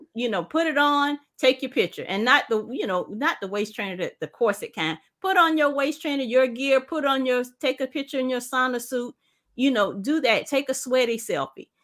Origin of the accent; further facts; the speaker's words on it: South Carolina, United States; We're from South Carolina. I live in South Carolina